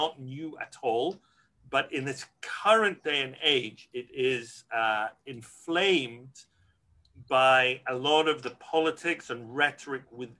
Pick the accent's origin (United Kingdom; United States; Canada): United Kingdom; Glasgow, Scotland; moved away; I grew up in Glasgow, Scotland, a community that's declined a lot for demographic reasons